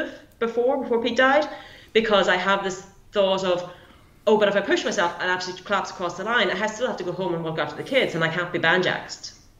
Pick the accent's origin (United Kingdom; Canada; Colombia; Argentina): United Kingdom; Derry, Northern Ireland; I'm originally from Northern Ireland anyway